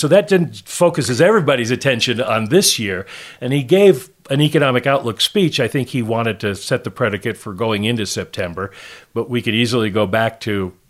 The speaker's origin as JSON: {"language": "English", "region": "Colorado", "country": "United States", "tie": "born or raised there", "said": "I will gladly take Tom out on the range with me. I grew up in Colorado, grew up riding horses."}